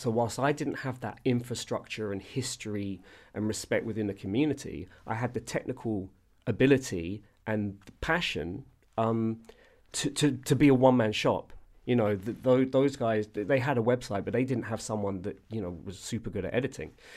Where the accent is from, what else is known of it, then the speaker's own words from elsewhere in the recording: London, United Kingdom; I'm from Southwest London